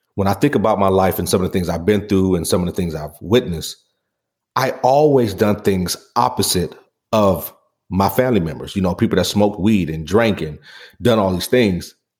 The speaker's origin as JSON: {"language": "English", "town": "Pontiac", "region": "Michigan", "country": "United States", "tie": "born or raised there", "said": "growing up on Saginaw in Pontiac, Michigan"}